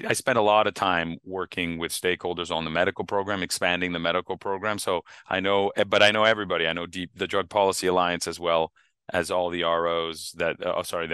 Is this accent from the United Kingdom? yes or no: no; Canada; moved away; I grew up in Canada